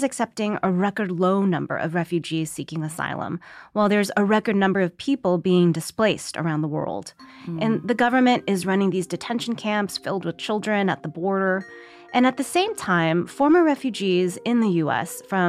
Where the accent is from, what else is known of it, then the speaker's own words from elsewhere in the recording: Olympia, Washington, United States; So when I was growing up in Olympia, my dad never let me forget that we were lucky to be here.